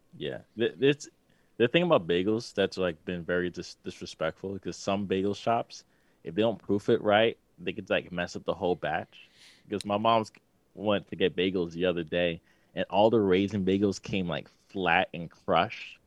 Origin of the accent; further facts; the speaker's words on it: New York City, New York, United States; I'm from Queens